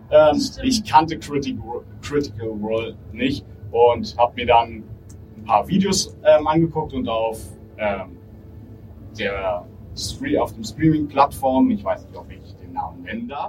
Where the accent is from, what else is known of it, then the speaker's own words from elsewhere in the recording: Berlin, Germany; also born or lived in Bonn; ich wollte dann doch wieder zurück in meine Heimat, zu meiner Familie und meinen Freunden.